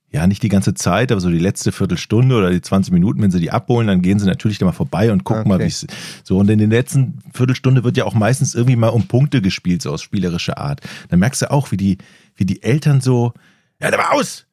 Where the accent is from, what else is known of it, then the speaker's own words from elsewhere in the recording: Ratingen, North Rhine-Westphalia, Germany; im Ratinger Stadion, also meiner Heimatstadt